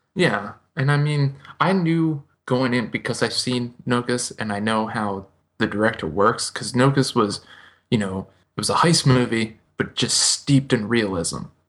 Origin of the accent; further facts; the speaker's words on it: United States; me as an American